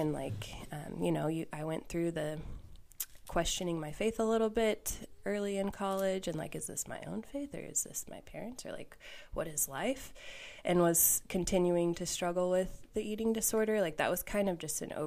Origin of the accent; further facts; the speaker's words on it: Valley Center, Kansas, United States; I grew up in Valley Center, Wichita area.